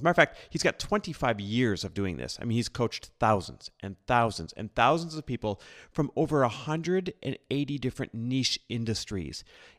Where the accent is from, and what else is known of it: Midwest, United States